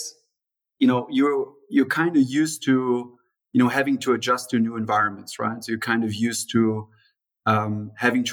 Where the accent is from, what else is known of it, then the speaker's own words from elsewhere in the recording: Germany; also born or lived in São Paulo, Brazil; I was born in Brazil, in São Paulo, you know, Brazil's largest city, in the early 80s. And then at the beginning of the 90s, basically, my parents decided to move back to Germany